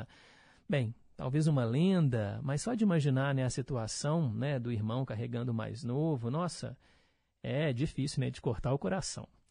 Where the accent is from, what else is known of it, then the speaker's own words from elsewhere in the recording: Milionários, Barreiro, Minas Gerais, Brazil; Morava lá no meu bairro, lá no Milionários, no Barreiro